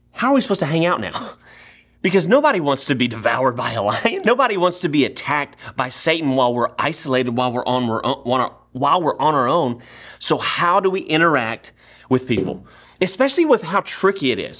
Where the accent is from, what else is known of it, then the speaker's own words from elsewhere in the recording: Nacogdoches, Texas, United States; moved away as an adult; now in Sugar Land, United States; I grew up in Nacogdoches, Texas